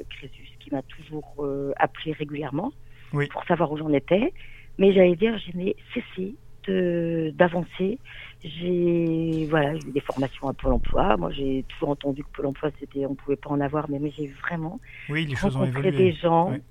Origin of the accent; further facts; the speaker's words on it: France; alors que je suis française, entre guillemets, hein